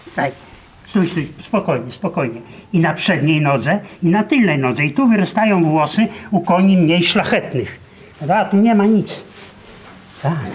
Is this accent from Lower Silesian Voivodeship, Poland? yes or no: no; Dorohusk, Lublin Voivodeship, Poland; moved away; tam, gdzie się urodziłem, na swoją wieś, do Dorochuska